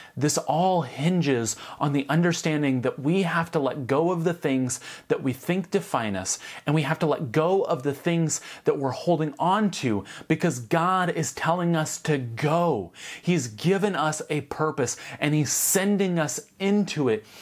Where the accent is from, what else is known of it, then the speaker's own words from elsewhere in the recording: United States; If I'm not American, what am I?